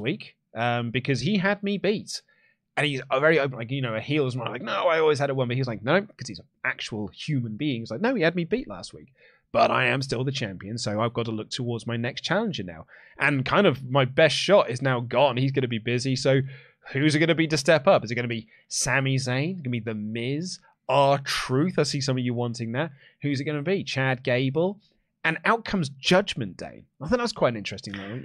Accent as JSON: {"language": "English", "region": "England", "country": "United Kingdom", "said": "I'm English"}